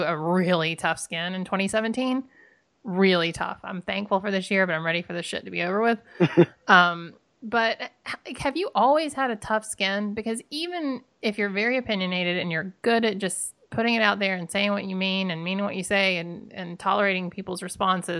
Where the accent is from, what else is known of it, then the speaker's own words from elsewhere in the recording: the South, United States; I grew up in the South